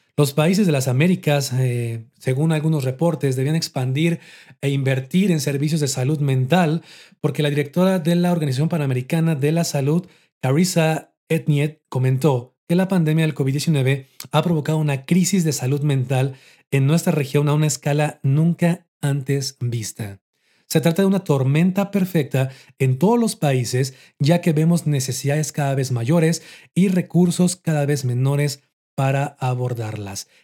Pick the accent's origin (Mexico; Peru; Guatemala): Mexico; aquí en mi país, en México